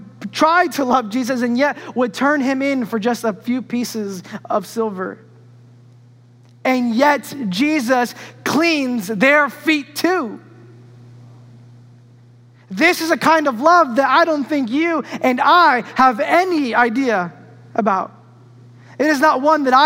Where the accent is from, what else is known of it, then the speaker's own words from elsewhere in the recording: New York, United States; when I grew up in New York